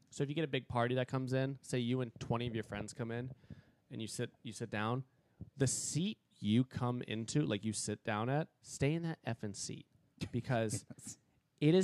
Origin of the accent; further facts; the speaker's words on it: Massachusetts, United States; I'm from Massachusetts